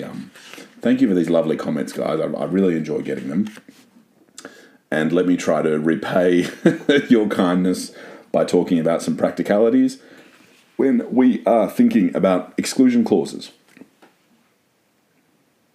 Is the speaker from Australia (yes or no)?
yes; Australia; I am a Aussie